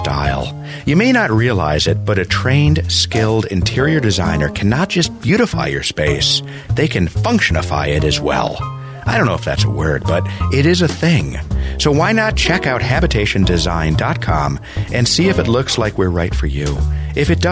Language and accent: English; Buffalo, New York, United States; moved away; also born or lived in Minnetonka, Minnesota; I grew up in Buffalo, New York